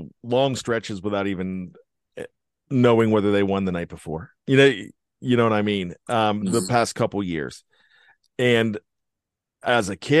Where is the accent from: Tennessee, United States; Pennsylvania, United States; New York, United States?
Pennsylvania, United States; Western; I grew up in Western Pennsylvania